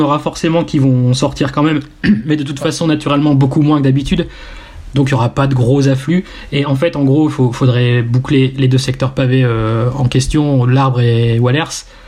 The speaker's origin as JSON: {"language": "French", "area": "Nord", "region": "Hauts-de-France", "country": "France", "said": "nous, les nordistes"}